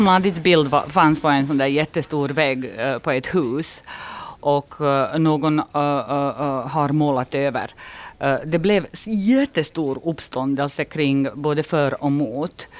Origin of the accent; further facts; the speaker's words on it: Kozarac, Republika Srpska, Bosnia & Herzegovina; now in Finland; min hemstad ligger mitt i Republika Srpska. Och vi var ju en litet ställe som hette Kozarec